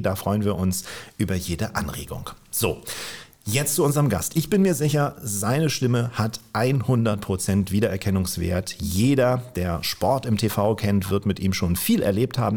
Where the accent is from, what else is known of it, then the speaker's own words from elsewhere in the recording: Kiel, Schleswig-Holstein, Germany; als gebürtiger Kieler